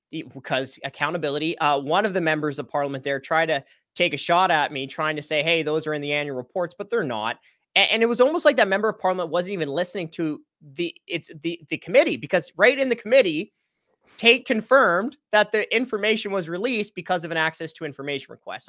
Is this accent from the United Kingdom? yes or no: no; Canada; as a Canadian taxpayer